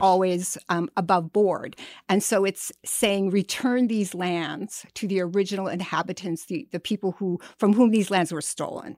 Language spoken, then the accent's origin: English; White Earth Reservation, Minnesota, United States; I'm from White Earth Reservation, and I grew up really among storytellers